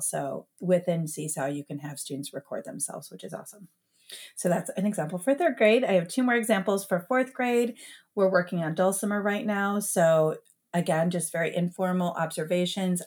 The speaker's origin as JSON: {"language": "English", "town": "Detroit", "region": "Michigan", "country": "United States", "tie": "born or raised there", "moved": "as an adult", "lives_now": "Columbus, United States", "said": "I grew up in Metro Detroit"}